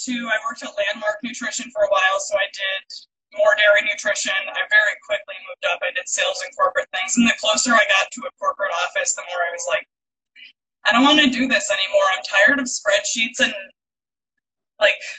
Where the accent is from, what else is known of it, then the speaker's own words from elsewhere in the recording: Madison, Wisconsin, United States; I grew up in Madison, Wisconsin